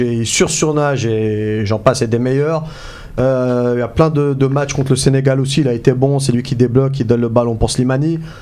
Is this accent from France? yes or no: no; Algeria; On est des Algériens, on est fiers